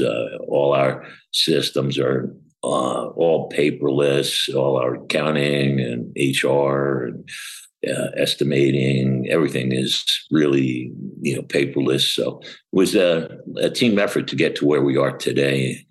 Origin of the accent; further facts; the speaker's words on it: Long Island, New York, United States; moved away as an adult; also born or lived in Arizona / Atlanta, Georgia / Fort Lauderdale, Florida; now in Florida, United States; I actually grew up in Long Island, New York